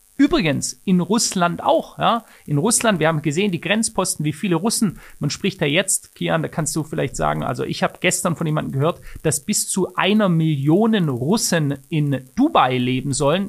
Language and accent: German; Germany; bei uns in Deutschland